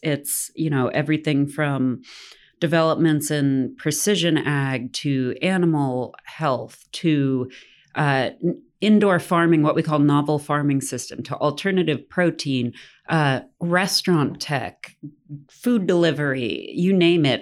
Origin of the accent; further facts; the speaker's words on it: Tennessee, United States; I'm born and raised in Tennessee